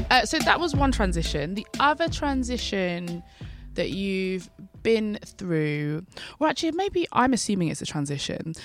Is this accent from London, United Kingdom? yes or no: yes; London, United Kingdom; I'm a Londoner, I'm an East Londoner